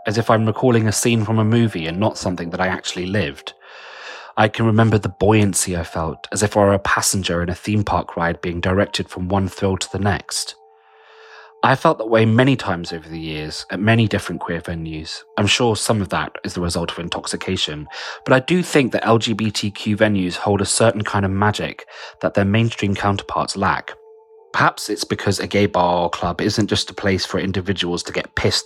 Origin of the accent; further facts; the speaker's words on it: London, United Kingdom; I'm a writer from London